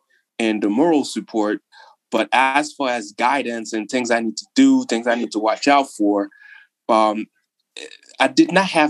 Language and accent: English; Haiti; moved away as an adult; also born or lived in New York / New Jersey / Boston / California; now in Florida, United States; I was born in New York, but I grew up in Haiti